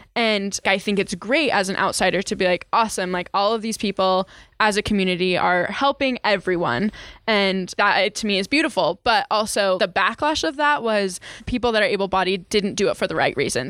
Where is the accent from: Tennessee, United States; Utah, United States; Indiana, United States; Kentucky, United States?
Utah, United States; I grew up in Utah. I went through the whole education system here in Utah